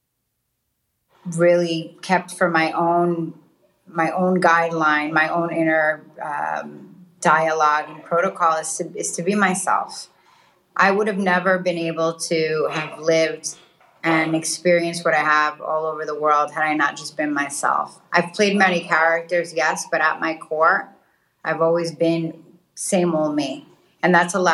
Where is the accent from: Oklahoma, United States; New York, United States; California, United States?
New York, United States; New York City; moved away as an adult; also born or lived in Dubai; I grew up in Queens in New York